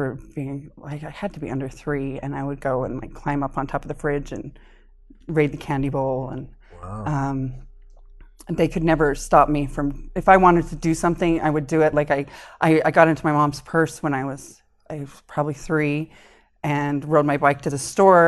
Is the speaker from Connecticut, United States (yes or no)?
yes; Connecticut, United States; born there; Okay, so I grew up, I was actually born in Connecticut.